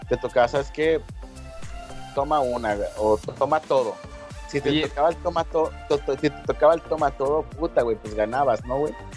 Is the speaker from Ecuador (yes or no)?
no; Mexico